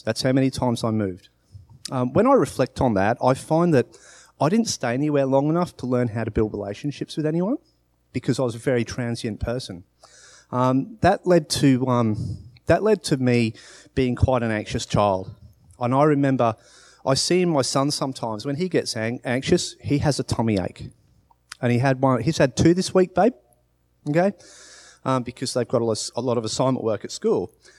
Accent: Australia; born there; So, I was born in Australia. I was born to parents who were English.

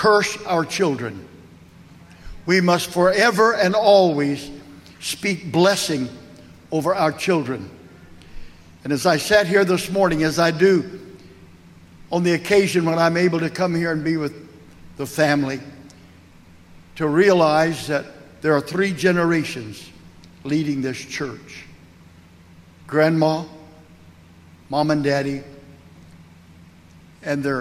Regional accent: Arkansas City, Kansas, United States; my hometown in Ark City, Kansas

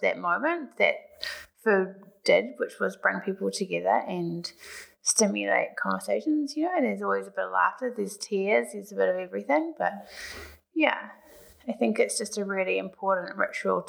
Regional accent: Auckland, New Zealand; moved away as an adult; also born or lived in Sydney; I grew up in Auckland and spent a few years living in Sydney, and I've been back in Auckland for 8 years now

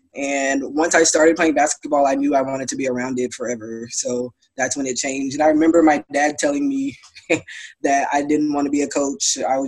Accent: Houston, Texas, United States; I was born and raised in Houston

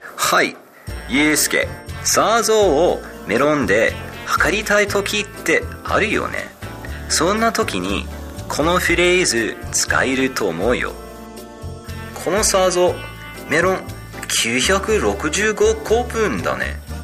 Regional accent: Mitane, Akita, Japan; 三種町森竹出身です

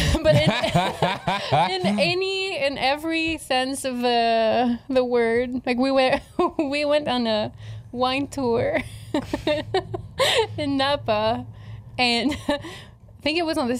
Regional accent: Canada; English is a second language; I'm Canadian.

